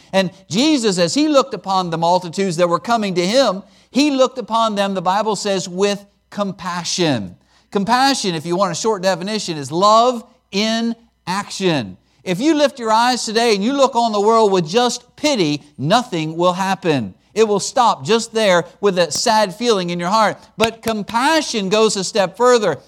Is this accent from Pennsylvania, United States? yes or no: yes; Pennsylvania, United States; moved away as an adult; also born or lived in Alaska / Chattanooga; I was born and raised in Pennsylvania